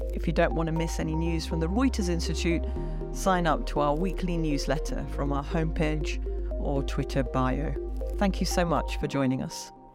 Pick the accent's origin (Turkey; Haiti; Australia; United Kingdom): United Kingdom; England; also born or lived in India; I grew up in England